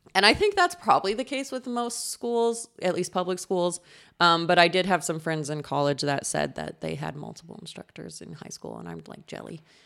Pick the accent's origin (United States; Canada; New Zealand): United States; Colorado; my hometown is in Colorado, really close to Utah